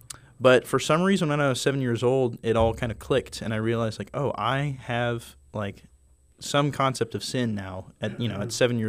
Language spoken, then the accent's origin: English; Enid, Oklahoma, United States; I grew up in Enid. Originally